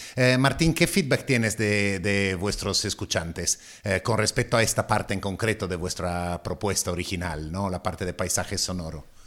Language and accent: Spanish; Italy; accent: Italian; Spanish is a second language; now in Madrid, Spain; madrileño desde hace 30 años, pero aún con acento italiano.